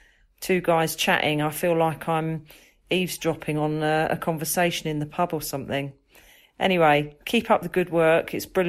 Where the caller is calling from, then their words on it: Potters Bar, East of England, United Kingdom; I'm … from Potter's Bar in Hertfordshire in the UK.